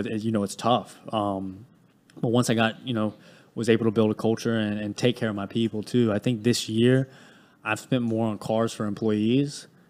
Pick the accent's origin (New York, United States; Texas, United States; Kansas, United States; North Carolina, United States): North Carolina, United States; High Point; Yeah, so I grew up in High Point, North Carolina. It's a very small, well, not small town, but it's a very low income area.